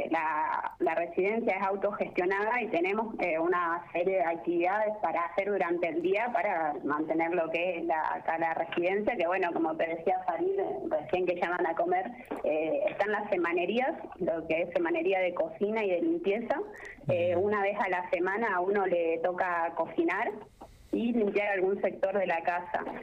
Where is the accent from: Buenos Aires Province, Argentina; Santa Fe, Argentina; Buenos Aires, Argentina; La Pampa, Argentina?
La Pampa, Argentina; General Pico; now in Córdoba, Argentina; soy de psico también, estoy estudiando psicología. Eh, hace ya unos tres años que, que no, no estoy en pico